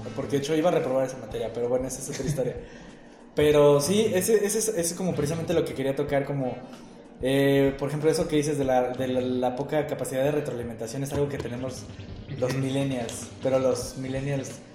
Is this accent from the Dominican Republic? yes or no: no; Querétaro, Mexico; yo soy parte de los conservadores queretanos en secreto